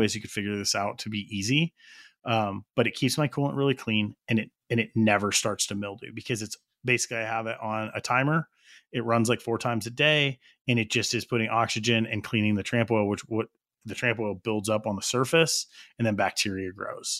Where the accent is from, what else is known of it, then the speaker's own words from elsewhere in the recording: New Mexico, United States; We're both from New Mexico.